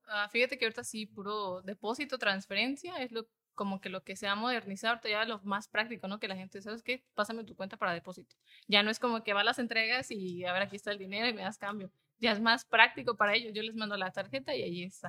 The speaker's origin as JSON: {"language": "Spanish", "town": "Iguala", "region": "Guerrero", "country": "Mexico", "tie": "born or raised there", "said": "nosotros somos de Iguala de la Independencia, somos originarias de allá"}